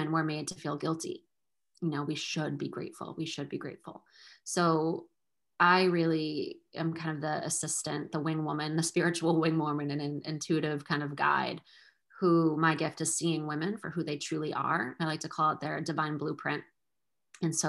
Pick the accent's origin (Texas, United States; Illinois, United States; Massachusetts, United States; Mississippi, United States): Massachusetts, United States; moved away as an adult; also born or lived in Salem, Massachusetts; now in Portsmouth, United States; I'm from Massachusetts my whole life, but now we live a little bit further north